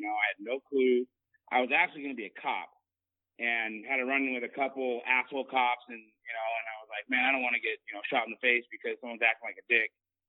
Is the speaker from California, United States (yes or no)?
yes; Bay Area, Northern California, United States; moved away as an adult; now in Southern California, United States; I'm originally from NorCal. I grew up in the Bay Area, moved down here in 2000 to Southern California, and played football at a Division III school down here.